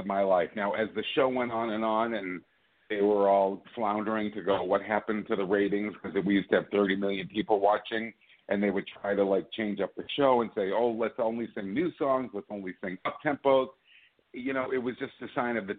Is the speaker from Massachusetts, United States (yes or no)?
yes; Worcester, Massachusetts, United States; I was born in Worcester, Massachusetts